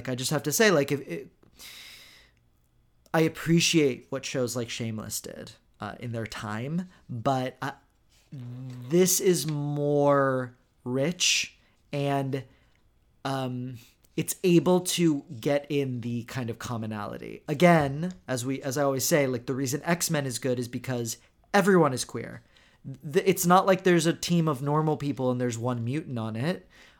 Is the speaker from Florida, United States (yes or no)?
no; Houston, Texas, United States; moved away; I'm from Houston, my family's from Houston